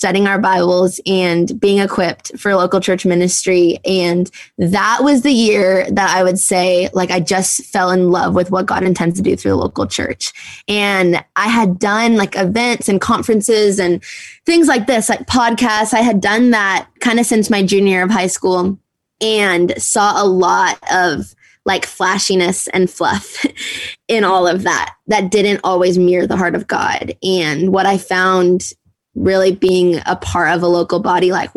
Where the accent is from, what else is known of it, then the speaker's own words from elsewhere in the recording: Minnesota, United States; I grew up in Minnesota, so right outside the Twin Cities